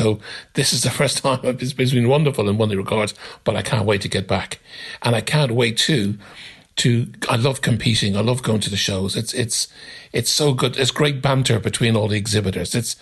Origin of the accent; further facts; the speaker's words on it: Dublin, Leinster, Ireland; moved away; I grew up in Ireland, in Dublin